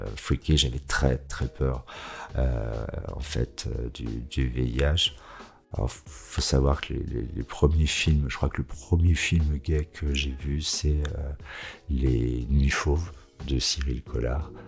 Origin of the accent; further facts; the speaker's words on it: Savoie, Auvergne-Rhône-Alpes, France; now in Lyon, France; J'ai grandi en Savoie, au pied des montagnes